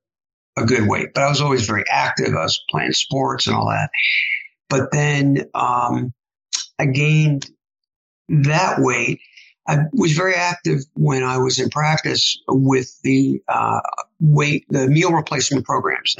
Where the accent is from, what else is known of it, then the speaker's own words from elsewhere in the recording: New York City, New York, United States; moved away as an adult; also born or lived in Ann Arbor, Michigan / San Antonio, Texas / Biloxi, Mississippi / Northern Virginia; now in Austin, United States; I grew up in New York City